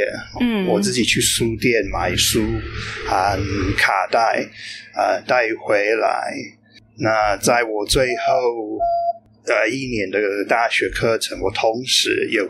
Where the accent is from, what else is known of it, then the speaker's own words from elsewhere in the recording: United Kingdom; Chinese is a second language; moved away as an adult; now in Tainan, Taiwan; 我是出生在英国，但是差不多啊二十九年前来台湾。啊，我从那个时候起就一直住在台南。